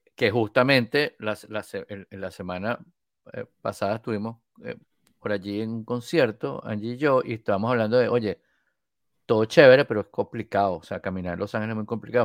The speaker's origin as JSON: {"language": "Spanish", "country": "Venezuela", "said": "venezolano de Venezuela."}